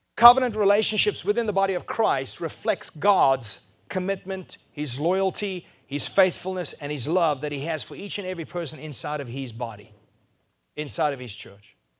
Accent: South Africa; first language Afrikaans; English is a second language; I was Afrikaans, I couldn't speak any English

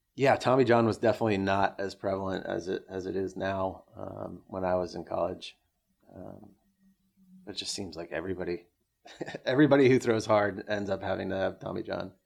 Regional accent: Orange County, California, United States; I grew up in Orange County

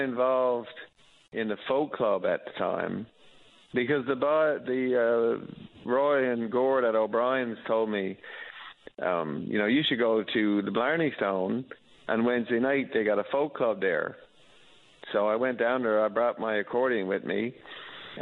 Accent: Mount Pearl, Newfoundland and Labrador, Canada; now in St. John's, Canada; I'm from Mount Pearl, and I live in St. John's now

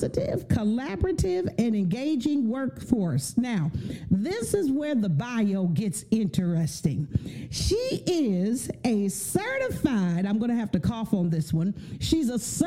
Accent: San Francisco Bay Area, California, United States; I'm from the Bay Area, and so I've been a 49er fan all of my life

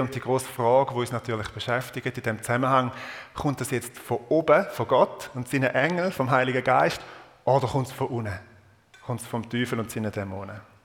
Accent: Eastern Switzerland, Switzerland; accent: Eastern Swiss German dialect; in meinem Ostschweizer Dialekt

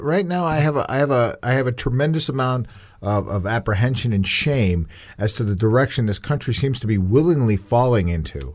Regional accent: United States; I am proud to be an American

